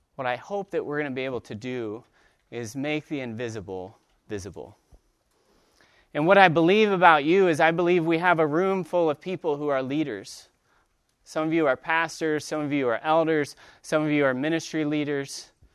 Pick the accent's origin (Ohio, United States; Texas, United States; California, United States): Ohio, United States; Dayton; I'm from Dayton, Ohio